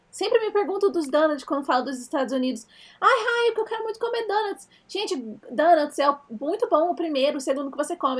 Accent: Brazil; moved away as an adult; now in United States; a gente cresceu no Brasil

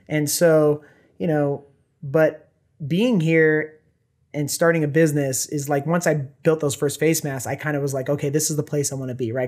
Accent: Orange County, Los Angeles area, California, United States; moved away as an adult; now in Bend, United States; I was born in Orange County, Los Angeles area

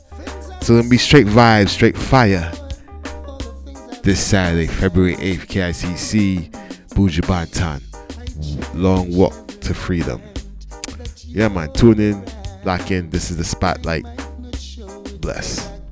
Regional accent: New York City, New York, United States; Growing up in New York City

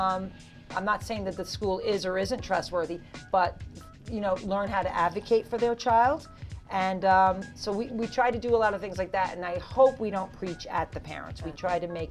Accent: Texas, United States; now in Suffolk County, New York, United States; I'm from Texas

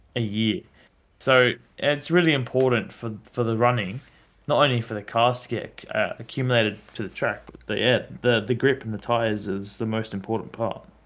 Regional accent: Adelaide, South Australia, Australia; we're from Adelaide

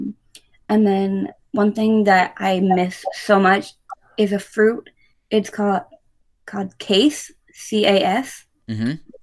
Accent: Pennsylvania, United States; moved away as an adult; now in Grand Rapids, United States; I grew up in Pennsylvania.

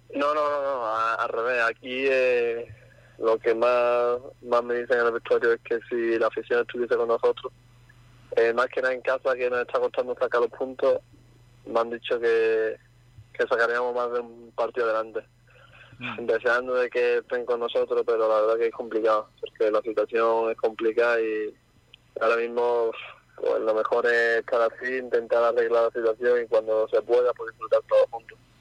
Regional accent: Jerez de la Frontera, Andalusia, Spain; moved away as an adult; now in Málaga, Spain; yo soy de Jerez

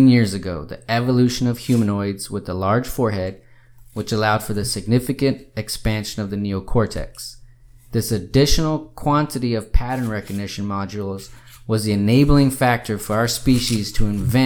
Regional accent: Austin, Texas, United States; I'm from Austin.

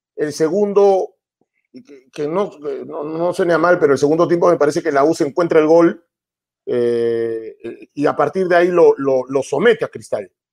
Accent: Peru; acá nosotros eh, somos prejuiciosos, el peruano

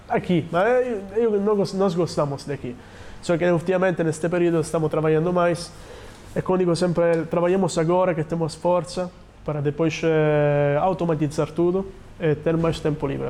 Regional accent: Sicily, Italy; Portuguese is a second language; now in Portugal; sou da Sicília, que é uma ilha.

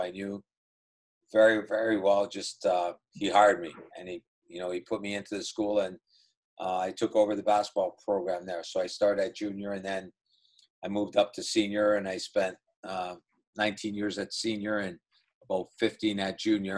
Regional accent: Welland, Ontario, Canada; I grew up in a small town called Welland, Ontario

